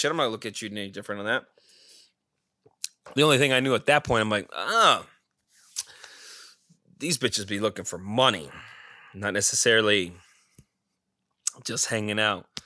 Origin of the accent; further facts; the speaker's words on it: Scottsdale, Arizona, United States; we did say yeah we're from Scottsdale area